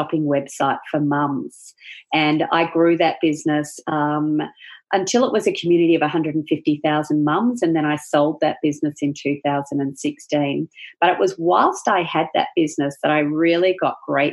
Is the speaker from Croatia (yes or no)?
no; Perth, Western Australia, Australia; moved away as an adult; also born or lived in Melbourne, Australia; we relocated from Melbourne to Perth, which is the other side of Australia, and that's originally where I'm from